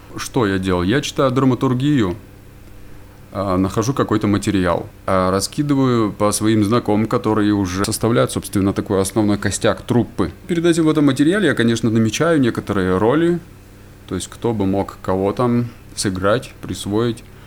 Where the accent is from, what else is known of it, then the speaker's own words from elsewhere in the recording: Yekaterinburg, Sverdlovsk Oblast, Russia; moved away as an adult; now in Vanadzor, Armenia; родился я в городе Екатеринбурге, там же и жил